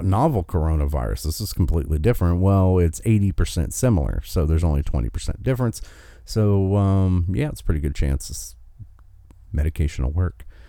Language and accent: English; West Virginia, United States; in my home state of West Virginia